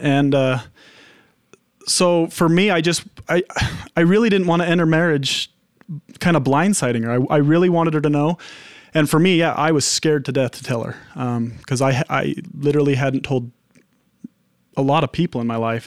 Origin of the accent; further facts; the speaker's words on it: Henefer, Utah, United States; I was in Hennifer.